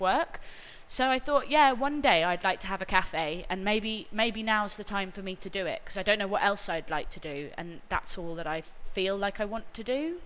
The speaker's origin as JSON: {"language": "English", "region": "London", "country": "United Kingdom", "tie": "born or raised there", "said": "I grew up in North London"}